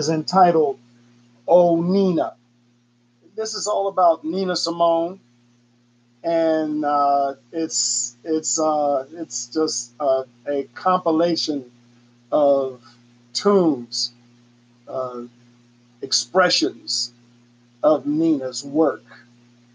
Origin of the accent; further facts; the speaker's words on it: United States; also born or lived in Germany; being an American over in Europe, even back then, we're talking late 60s